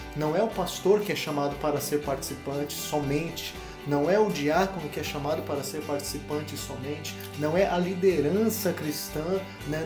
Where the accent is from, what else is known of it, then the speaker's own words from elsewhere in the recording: Brazil; nossa cultura como povo, como brasileiros